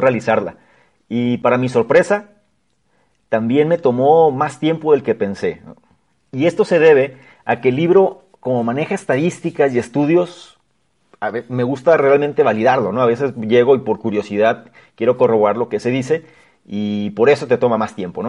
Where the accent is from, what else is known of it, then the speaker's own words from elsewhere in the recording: Mexico; como mexicanos